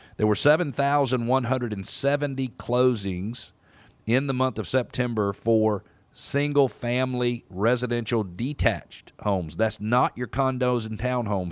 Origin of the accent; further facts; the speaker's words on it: Atlanta, Georgia, United States; as I grew up here in Atlanta